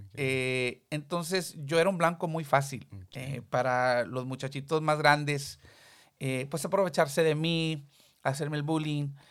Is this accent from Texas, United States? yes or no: yes; Texas, United States; first language Spanish; Yo nací ya en Texas